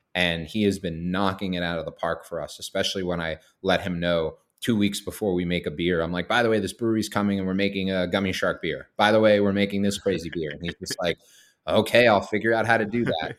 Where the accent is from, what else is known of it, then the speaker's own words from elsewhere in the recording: Boston, Massachusetts, United States; moved away as an adult; now in Maine, United States; I'm born and raised in Boston